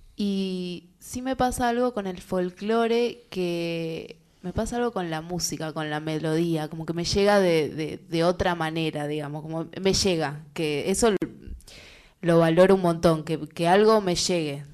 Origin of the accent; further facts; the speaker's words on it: La Matanza, Buenos Aires Province, Argentina; me crié en el conurbano, en La Matanza